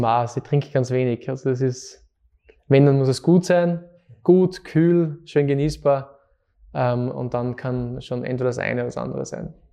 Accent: Fohnsdorf, Styria, Austria; moved away as an adult; now in Graz, Austria; ich bin aus Fonsdorf, genau. Aus Fonsdorf, Zeltweg maturiert in der HTL, Bautechnik.

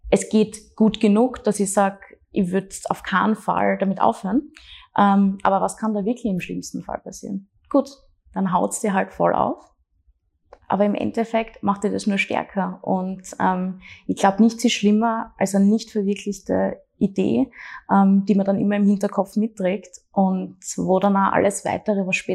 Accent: Graz, Styria, Austria; born or raised there

